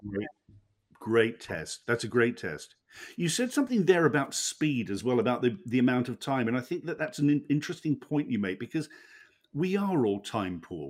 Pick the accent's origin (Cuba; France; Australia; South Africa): Australia; Hobart, Tasmania; we, we're both from Tasmania, as it turns out. We were both born in, in Hobart.